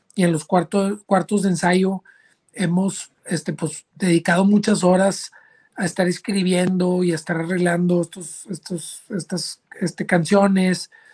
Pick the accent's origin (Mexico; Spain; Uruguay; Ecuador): Mexico; Monterrey, Nuevo León; moved away as an adult; now in Austin, United States; yo soy originario de Monterrey, Nuevo León